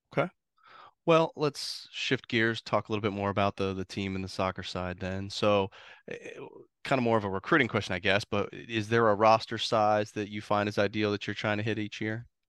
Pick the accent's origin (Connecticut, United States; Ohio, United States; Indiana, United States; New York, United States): Ohio, United States; Columbus; now in Florida, United States; I grew up in Columbus